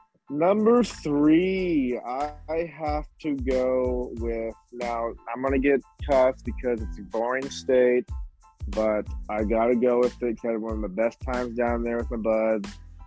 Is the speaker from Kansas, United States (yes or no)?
yes; Kansas, United States; moved away; I got to go back to my roots of Kansas. That's where all my family's friends is at.